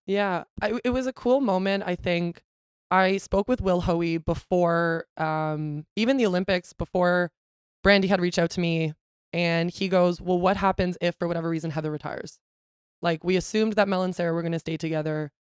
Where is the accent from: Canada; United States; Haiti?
Canada; also born or lived in Ontario; I'm a Canadian citizen, not a Brazilian citizen